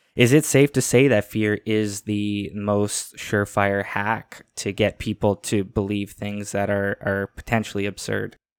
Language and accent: English; Canada; I'm in Canada, I'm a Canadian